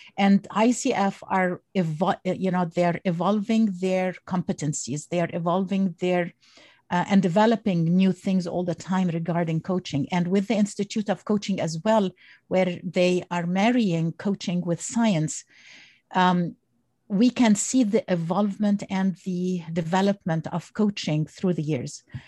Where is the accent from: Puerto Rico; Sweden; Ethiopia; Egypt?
Egypt; now in United States; originally I'm from Egypt and I came to the United States when I was